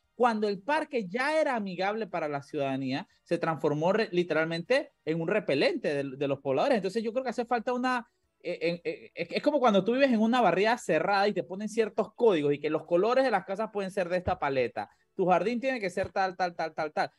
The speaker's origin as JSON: {"language": "Spanish", "town": "La Chorrera", "region": "Panamá Oeste", "country": "Panama", "said": "yo soy de Chorrera y yo recuerdo eh, cuando vivía allá"}